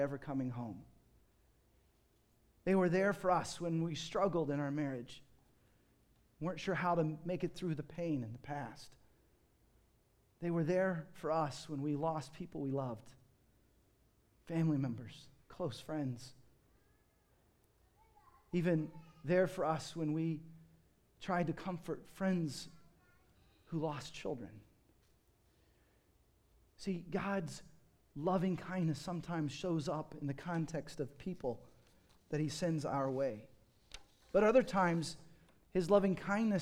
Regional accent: United States; growing up in America and the Western world

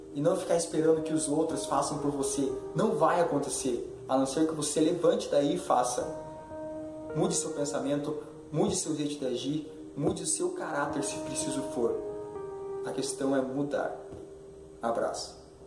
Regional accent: Curitiba, Paraná, Brazil; sou de Curitiba

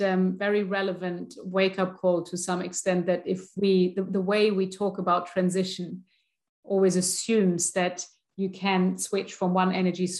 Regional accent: Germany; I'm from Germany.

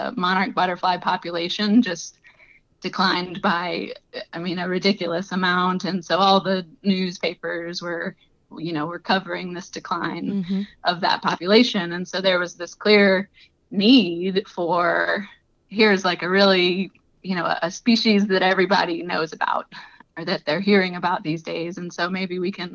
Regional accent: Southeast Louisiana, United States; moved away as an adult; now in Iowa, United States; I'm not originally from the Midwest. I'm from Southeast Louisiana, but had moved to Iowa for work

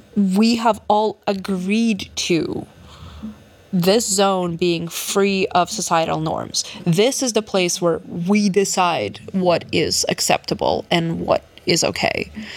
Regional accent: Odesa, Odesa Oblast, Ukraine; now in New York, United States; I was born in Odessa, Ukraine, back in the USSR still, and I moved here just two weeks before it all fell apart

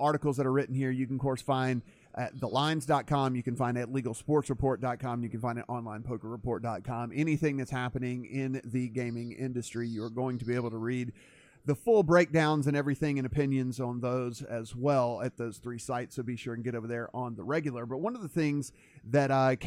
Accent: Louisiana, United States; moved away; I'm originally from Louisiana.

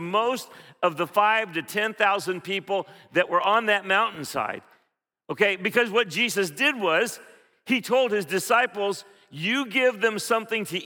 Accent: Philippines; moved away; when I grew up in the Philippines, we had this thing called pandesal

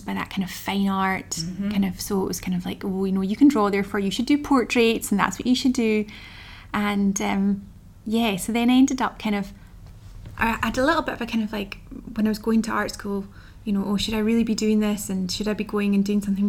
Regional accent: the Highlands, Scotland, United Kingdom; I grew up in the Highlands

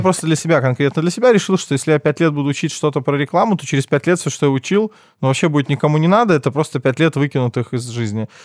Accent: Minsk, Belarus; Я родился в Минске, учился в школе сначала в 22-й, первый класс

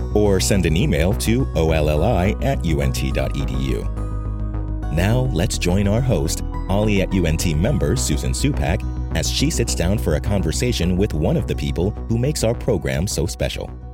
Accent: Wisconsin, United States; moved away as an adult; also born or lived in Kansas / Ann Arbor, Michigan / Atlanta, Georgia; now in Texas, United States; I was uh, born and raised in Wisconsin

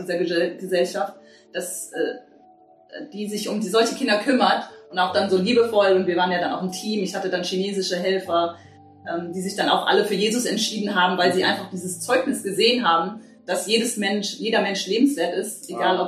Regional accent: Bad Kreuznach, Rhineland-Palatinate, Germany; ich bin hier in Bad Kreuznach geboren

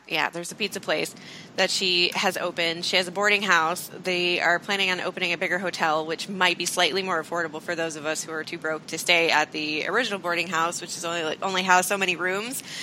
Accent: Iowa, United States; I'm from Iowa

